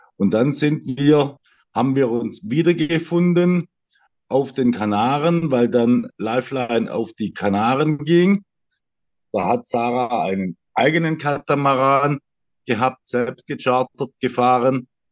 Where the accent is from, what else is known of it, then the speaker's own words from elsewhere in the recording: Swabia, Germany; Ich bin Schwabe